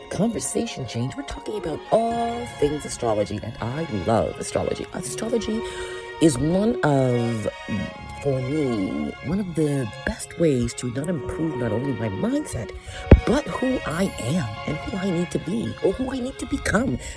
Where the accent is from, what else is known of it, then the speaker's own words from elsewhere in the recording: Scarborough, Ontario, Canada; when I was younger, back in my home, um, in uh, my childhood home, Scarborough, Ontario, Canada. I grew up in Jamaican roots